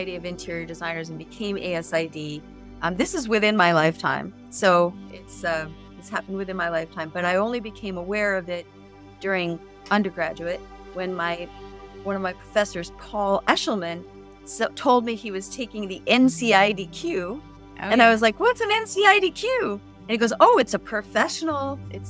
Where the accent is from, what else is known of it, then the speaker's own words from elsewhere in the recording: New York City, New York, United States; now in San Diego, United States; I come from New York City